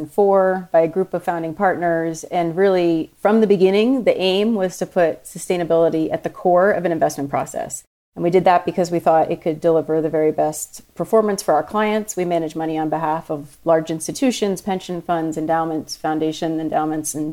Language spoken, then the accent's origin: English; New York City, New York, United States; I grew up in New York City